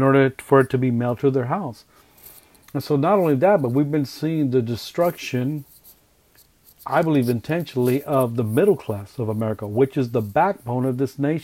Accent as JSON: {"language": "English", "region": "California", "country": "United States", "said": "I'm Hispanic, so I'm from California."}